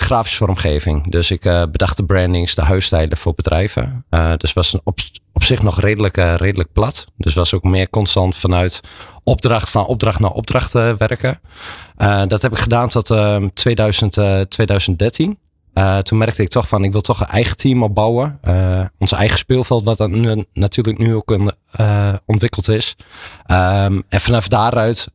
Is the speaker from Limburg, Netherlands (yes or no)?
no; Enschede, Overijssel, Netherlands; geboren en getogen in Enschede, zoals je hoort.